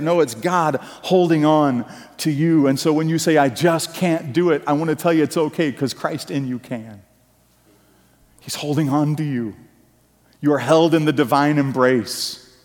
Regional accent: United States; the Puritan work ethic that we grew up in in America

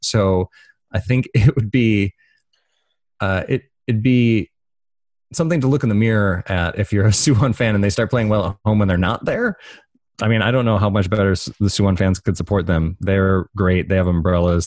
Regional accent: Detroit, Michigan, United States; moved away; also born or lived in Chicago; I grew up in, near Detroit

